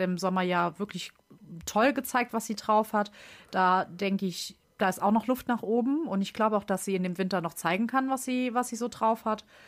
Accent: Germany; als Deutscher

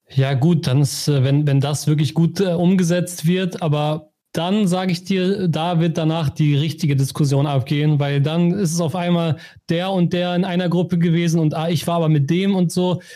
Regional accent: Germany; als Deutsche

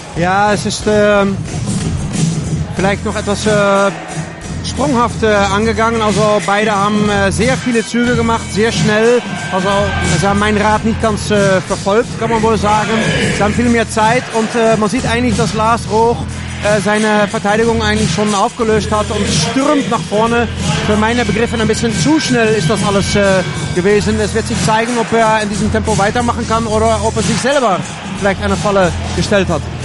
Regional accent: Netherlands; Ich als Holländer

